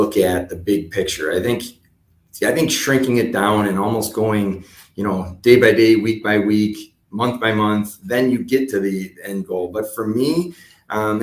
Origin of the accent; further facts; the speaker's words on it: Buffalo, New York, United States; I'm from Buffalo originally. So, you know, I probably have a little bit of a head start on other people that have been in this job, just because I know the way the Western New York community works